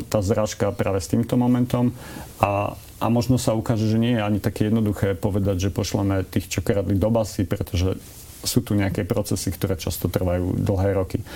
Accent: northern Slovakia, Slovakia; now in Bratislava, Slovakia; ako Slovák prichádzajúci zo severného Slovenska a, usadil, a usadil som sa v Bratislave

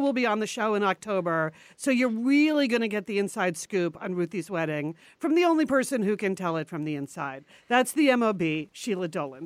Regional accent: United States; moved away; also born or lived in New York City; all those years we grew up right outside of New York City, and all the years I lived in New York City

